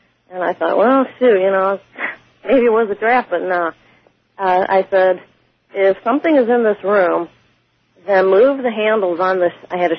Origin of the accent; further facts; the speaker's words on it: St. Louis, Missouri, United States; I'm from St. Louis, Missouri.